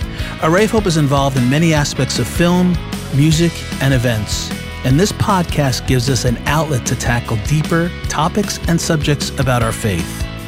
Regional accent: Italy; Well, you know, I mentioned in other podcasts that I'm from Italy, so we always do things a little bit backwards.

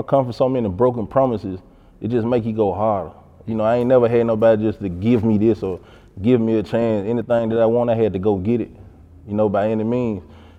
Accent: Memphis, Tennessee, United States; I'm from South Memphis.

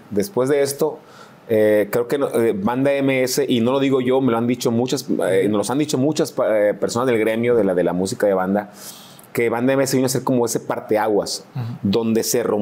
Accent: Mazatlán, Sinaloa, Mexico; Pues sí, somos de Mazatlán.

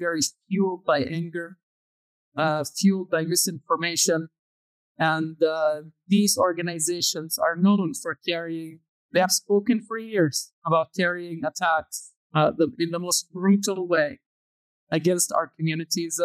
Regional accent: Umm al-Fahm, Haifa District, Israel; where I come from is Umm al-Fafin, and the whole area is where the Arab has most of the Israeli Arabs living there

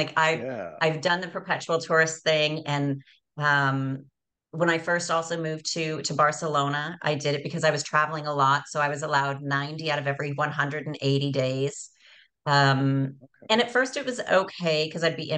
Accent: Canada; moved away as an adult; also born or lived in Costa Rica; as we say in Canada

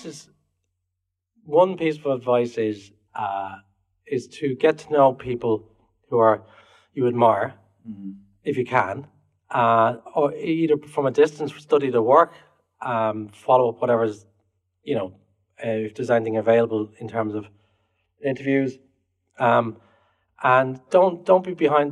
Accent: Ireland; moved away; I'm Irish

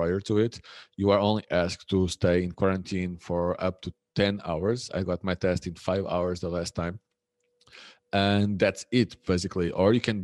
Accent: Lisbon, Portugal; moved away as an adult; also born or lived in Germany / Poland / Madeira; now in Ponta do Sol, Portugal; And I'm from the mainland. I'm from Lisbon.

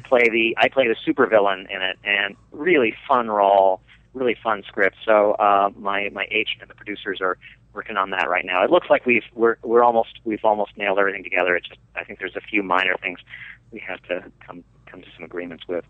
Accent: Delmont, Pennsylvania, United States; the very small little rural town that I grew up in outside of Pittsburgh, Pennsylvania, called Delmont

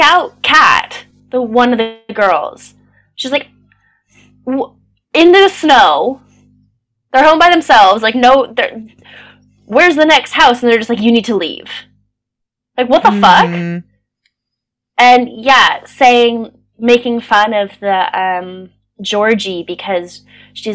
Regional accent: Pasadena, California, United States; moved away as an adult; now in Manchester, United Kingdom; I'm from Pasadena, California, and that's a very affluent community

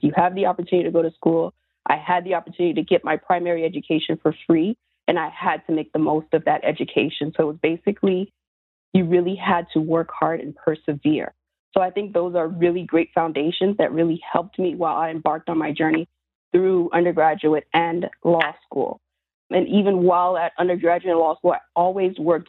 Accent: South Florida, United States; growing up in South Florida

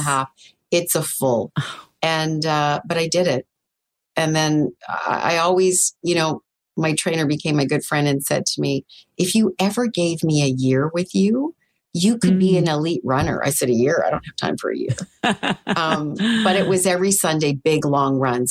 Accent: Northern Ontario, Canada; now in Toronto, Canada; I grew up in Northern Ontario

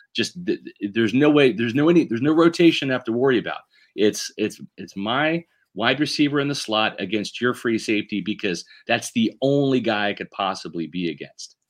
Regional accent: Kansas City, Missouri, United States; moved away; I grew up in Kansas City

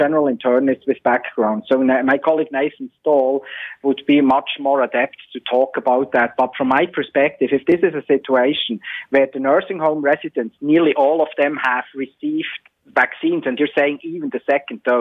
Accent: Switzerland; moved away; my home country, Switzerland

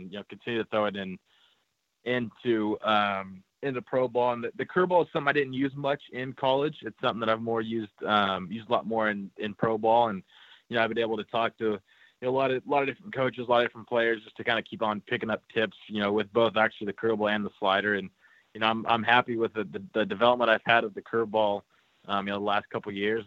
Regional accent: California, United States; I grew up in California, so I grew up an Angels fan

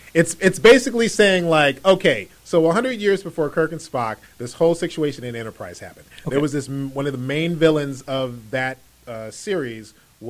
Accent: California, United States; I moved from the San Francisco Bay Area.

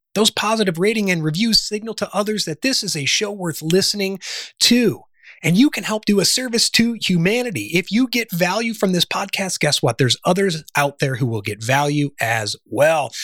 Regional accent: Chicago, Illinois, United States; also born or lived in Charleston, South Carolina / Washington, D.C.; now in Sedona, United States; was born and raised in the Midwest in the Chicago area

